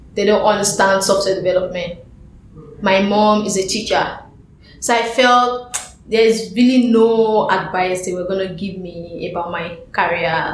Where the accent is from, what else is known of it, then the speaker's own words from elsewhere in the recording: Lagos, Nigeria; moved away as an adult; now in New York, United States; at home, like in Lagos, I play with uh, my colleagues at work